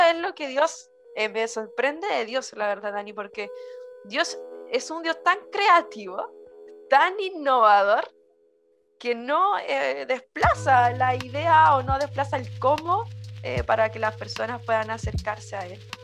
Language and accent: Spanish; Chile; como chileno diría